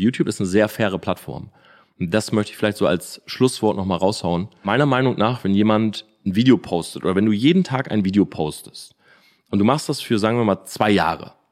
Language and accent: German; Delmenhorst, Lower Saxony, Germany; moved away as an adult; also born or lived in Oldenburg; now in Munich, Germany; Oldenburg habe ich studiert, Delmenhorst bin ich groß geworden